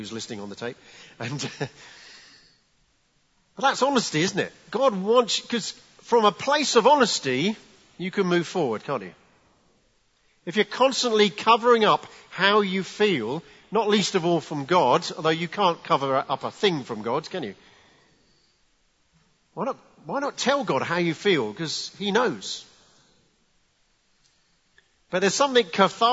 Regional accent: England, United Kingdom; as English people

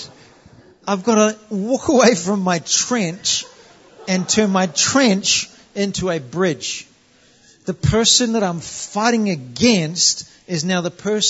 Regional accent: New Zealand; moved away as an adult; I'm from New Zealand. We're part of the colonies

